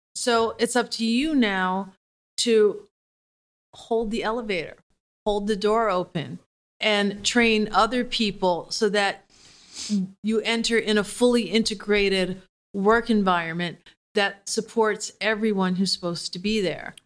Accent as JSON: {"language": "English", "town": "Detroit", "region": "Michigan", "country": "United States", "tie": "born or raised there", "said": "I grew up in Detroit, so that's, like, being from the South once removed"}